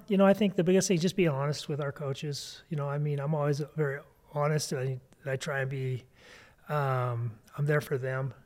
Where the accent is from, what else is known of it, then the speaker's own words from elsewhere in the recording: East Helena, Montana, United States; I grew up in East Helena.